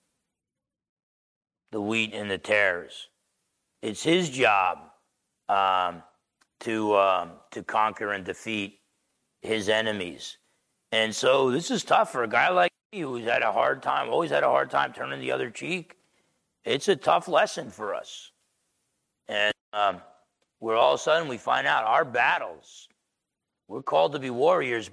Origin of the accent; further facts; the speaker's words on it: New Jersey, United States; I'm half Italian from Jersey